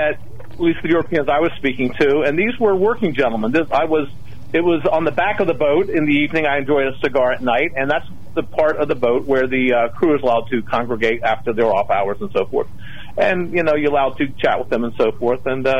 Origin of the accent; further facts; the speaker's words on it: United States; they knew I was from the United States